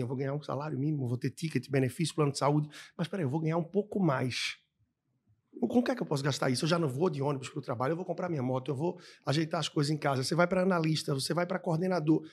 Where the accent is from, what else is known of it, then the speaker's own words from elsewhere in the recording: Recife, Pernambuco, Brazil; moved away as an adult; also born or lived in Australia / East Timor / Angola / Peru; na minha terra, em Recife